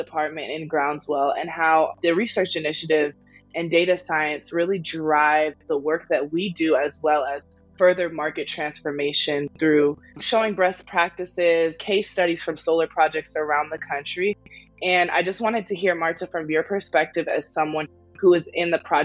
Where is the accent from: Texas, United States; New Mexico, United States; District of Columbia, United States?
District of Columbia, United States; Washington; my passion for the community in DC and the greater area growing up here